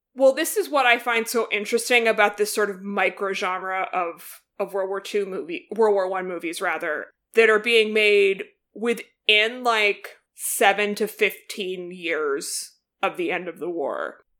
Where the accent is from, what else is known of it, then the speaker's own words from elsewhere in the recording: United States; as an American